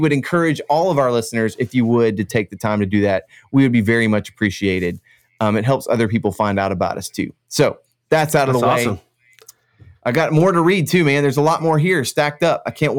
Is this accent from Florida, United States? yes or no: yes; Florida, United States; accent: Central Florida; Well, I hope I have a Central Florida accent, which is no accent at all.